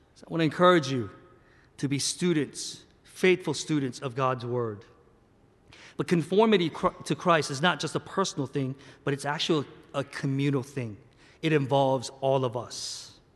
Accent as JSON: {"language": "English", "country": "South Korea", "tie": "born or raised there", "moved": "yes", "said": "I'm a Korean American. I was born and raised in Korea, in the Korean church, and I land here"}